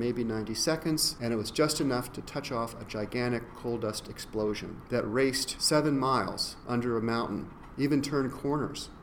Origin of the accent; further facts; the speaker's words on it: West Virginia, United States; moved away; I grew up partly in West Virginia